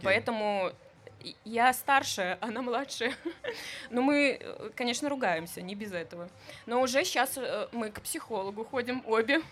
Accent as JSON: {"language": "Russian", "town": "Luninets", "region": "Brest Region", "country": "Belarus", "tie": "born or raised there", "said": "я из Лунинца, если вы знаете, это клубничная страна, где нужно было вставать в 5 утра и собирать клубнику"}